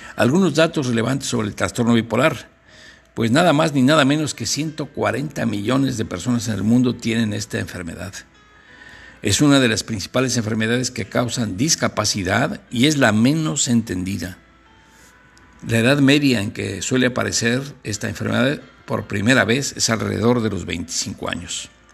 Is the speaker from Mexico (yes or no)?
yes; Guanajuato, Mexico; de mi tierra allá de Guanajuato